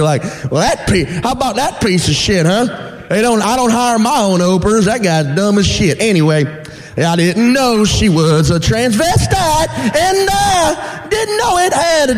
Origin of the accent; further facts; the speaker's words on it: Louisiana, United States; moved away; I'm from Louisiana.